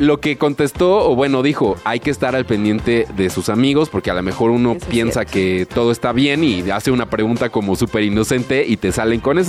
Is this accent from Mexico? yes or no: yes; Mexico; uno como mexicano